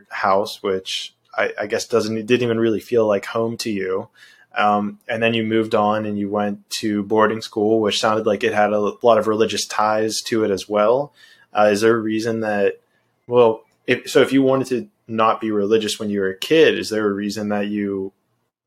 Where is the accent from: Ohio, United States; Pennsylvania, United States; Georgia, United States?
Pennsylvania, United States; Central; I grew up in Pennsylvania and like in the middle